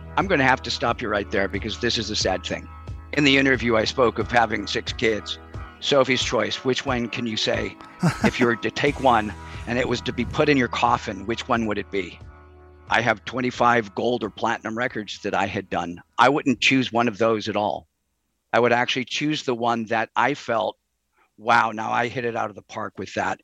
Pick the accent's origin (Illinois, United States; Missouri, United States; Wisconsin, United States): Illinois, United States; Chicago; moved away as an adult; I grew up in Chicago